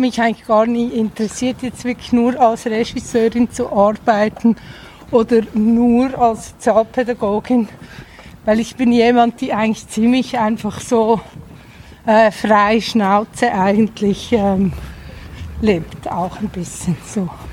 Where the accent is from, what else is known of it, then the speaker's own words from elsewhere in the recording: Zurich Oberland, Switzerland; also born or lived in Untersiggenthal, Aargau; Danach im Zürcher Oberland